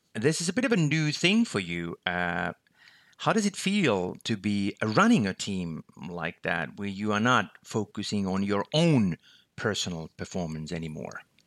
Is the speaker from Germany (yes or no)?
no; Finland; my home country, Finland, where I'm located